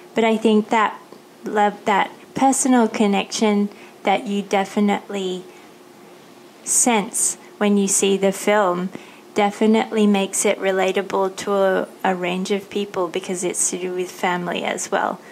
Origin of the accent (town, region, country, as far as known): Australia; born or raised there; moved away as an adult; now in Thailand